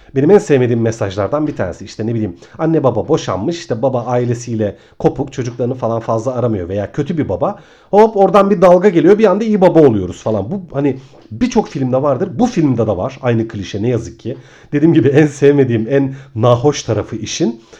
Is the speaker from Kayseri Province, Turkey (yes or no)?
no; Ayvalık, Balıkesir, Turkey; moved away as an adult; now in Istanbul, Turkey; Ben aslında Ayvalıklıyım. on bir yıl kadar önce İstanbul'a taşındım.